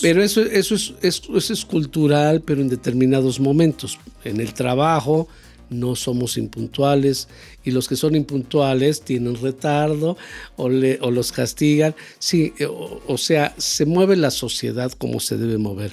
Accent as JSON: {"language": "Spanish", "country": "Mexico", "said": "somos un país"}